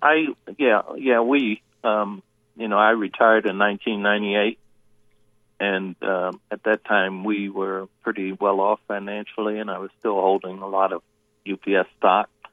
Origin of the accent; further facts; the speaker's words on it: Baltimore, Maryland, United States; I love Baltimore. It's my hometown